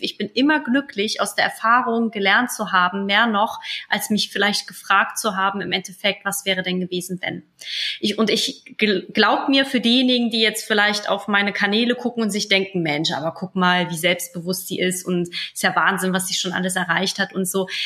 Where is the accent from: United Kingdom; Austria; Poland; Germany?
Poland; moved away; Ich komme zwar aus Osteuropa, aus Polen